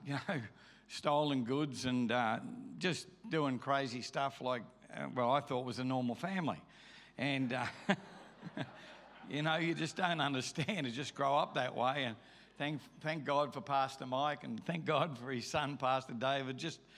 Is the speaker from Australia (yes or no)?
yes; Melbourne, Victoria, Australia; also born or lived in Brisbane; now in Eskdale, Australia; I was born in Melbourne, Australia.